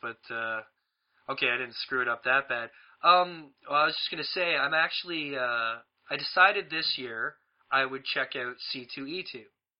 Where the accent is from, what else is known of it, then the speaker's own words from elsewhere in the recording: Toronto, Ontario, Canada; I'm actually leaving my hometown of Toronto